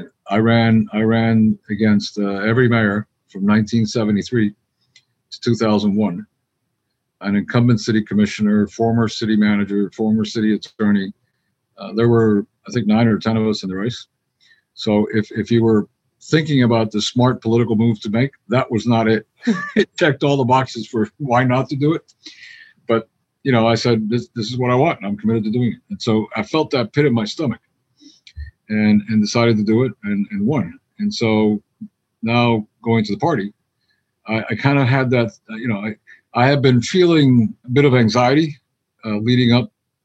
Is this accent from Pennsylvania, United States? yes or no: no; Miami, Florida, United States; I was from Miami